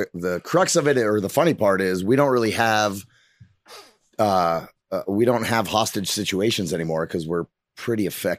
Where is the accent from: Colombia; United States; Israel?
Israel; I am from Israel. I'll admit to that one.